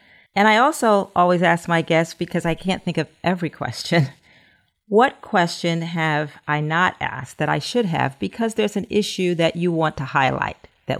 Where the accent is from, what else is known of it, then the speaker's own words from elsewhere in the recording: Maryland, United States; my home state of Maryland